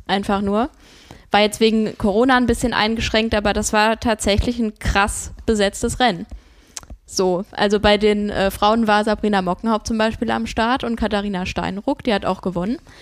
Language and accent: German; Rodgau, Hesse, Germany; now in Bremen, Germany; Ich war in Jügesheim, in meiner Heimat